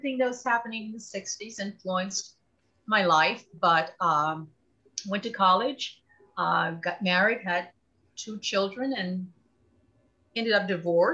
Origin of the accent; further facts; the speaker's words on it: Houston, Texas, United States; I'm a native of Houston, Texas. So I'm a Texan